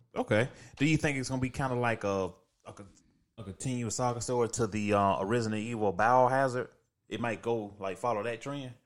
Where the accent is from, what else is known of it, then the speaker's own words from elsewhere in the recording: the South, United States; I'm from the South.